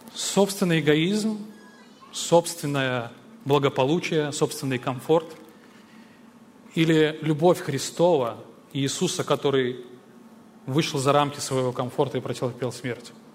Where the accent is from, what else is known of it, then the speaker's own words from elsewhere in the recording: Belarus; Я сам родом из Беларуси